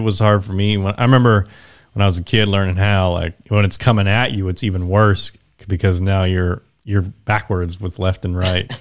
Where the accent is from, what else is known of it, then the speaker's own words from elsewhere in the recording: Wichita, Kansas, United States; moved away as an adult; born and raised in Kansas, so I, I lived there for twenty years and then joined the Air Force